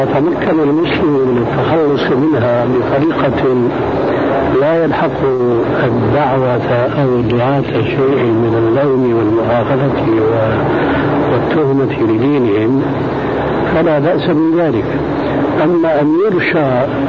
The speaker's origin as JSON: {"language": "Arabic", "country": "Sudan", "said": "عندنا في السودان"}